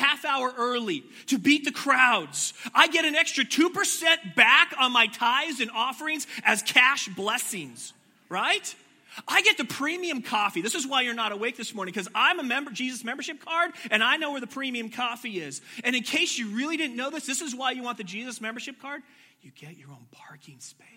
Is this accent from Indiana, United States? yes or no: no; Washington, United States; I grew up in Washington